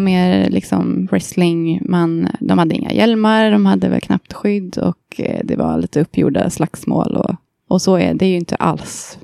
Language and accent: Swedish; Kungälv, Västra Götaland, Sweden; jag är från eh, Kungälv utanför Göteborg